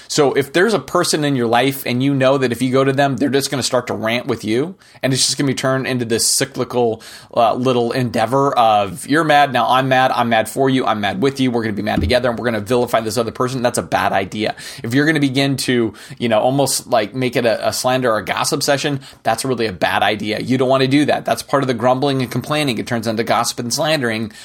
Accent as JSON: {"language": "English", "country": "United States", "said": "as an American"}